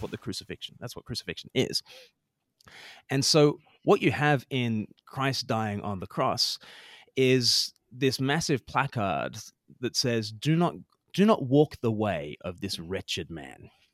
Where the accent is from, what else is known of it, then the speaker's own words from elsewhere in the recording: Australia; moved away as an adult; now in United Kingdom; I grew up in Australia. I've lived more than half my life now in the U K